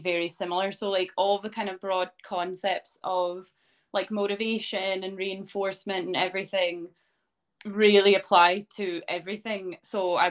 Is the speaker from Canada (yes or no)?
yes; Canada; moved away as an adult; now in Scotland, United Kingdom; I am originally from Canada, and I moved to Scotland to start a career in teaching